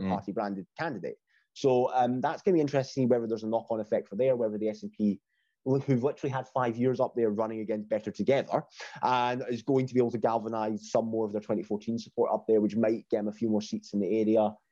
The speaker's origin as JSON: {"language": "English", "region": "Scotland", "country": "United Kingdom", "said": "being Scottish"}